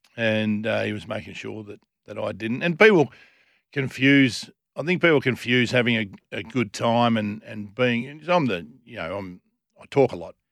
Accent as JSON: {"language": "English", "town": "Lesmurdy", "region": "Western Australia", "country": "Australia", "tie": "born or raised there", "also_born_or_lived": "Kalamunda", "said": "Born and bred, born in Kalamunda Hospital"}